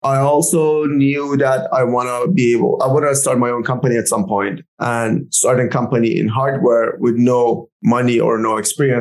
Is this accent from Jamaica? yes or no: no; Canada; as a Canadian